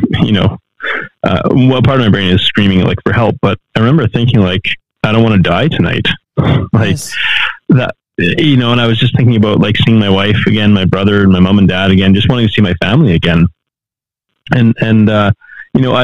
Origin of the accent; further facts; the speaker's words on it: Canada; moved away as an adult; also born or lived in Mexico; I'm from Canada